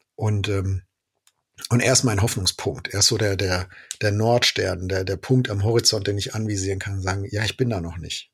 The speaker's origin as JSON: {"language": "German", "country": "Germany", "said": "als Deutsche"}